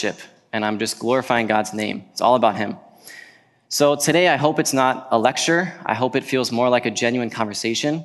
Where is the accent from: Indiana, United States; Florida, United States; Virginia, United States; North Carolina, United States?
Virginia, United States; now in Wisconsin, United States; I grew up in Virginia